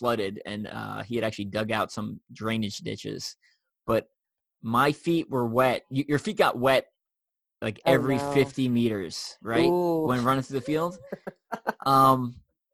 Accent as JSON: {"language": "English", "region": "New York", "country": "United States", "said": "I'm from New York"}